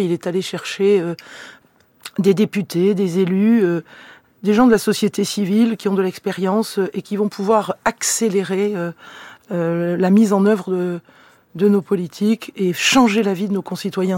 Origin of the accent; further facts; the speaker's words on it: Carcassonne, Occitania, France; moved away; also born or lived in Toulouse / Saint-Orens-de-Gameville; Je suis une enfant de l'Aude. Je suis née à Carcassonne, un territoire éminemment rural